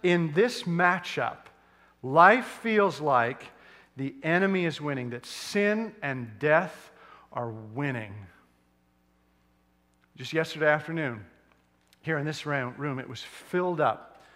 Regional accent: Edmonton, Alberta, Canada; moved away; which I grew up, born and raised in Edmonton

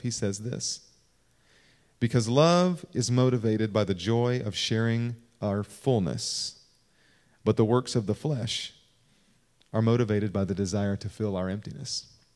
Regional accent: Kentucky, United States; moved away; I'm from Kentucky

